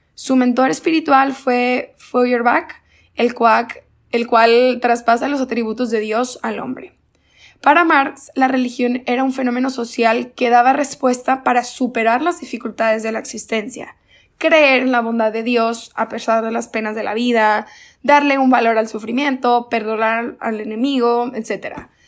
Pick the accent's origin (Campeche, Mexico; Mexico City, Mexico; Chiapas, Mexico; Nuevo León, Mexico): Nuevo León, Mexico; Monterrey; soy de Monterrey, Nuevo León